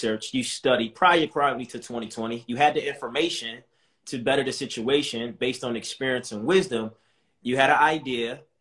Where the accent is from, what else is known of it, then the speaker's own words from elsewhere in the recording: Baltimore, Maryland, United States; I'm from Baltimore.